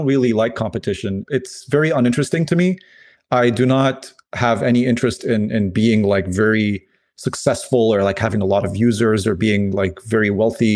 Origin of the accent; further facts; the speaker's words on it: Lebanon; moved away; I'm originally from Lebanon